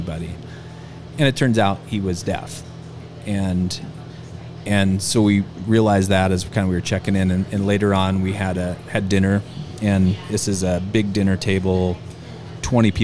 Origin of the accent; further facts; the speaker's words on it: United States; from the United States